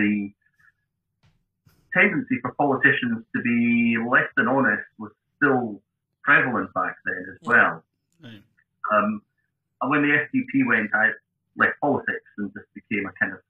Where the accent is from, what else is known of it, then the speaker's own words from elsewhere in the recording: Edinburgh, Scotland, United Kingdom; also born or lived in West Lothian / Johannesburg, South Africa; now in Dunfermline, United Kingdom; Born in Edinburgh, initially raised in Trefethen, West Lothian, moved to Edinburgh.